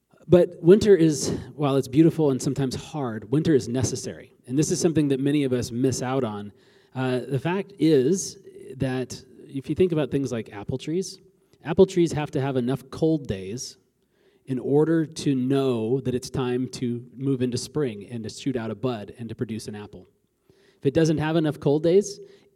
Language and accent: English; Alaska, United States; I grew up in Alaska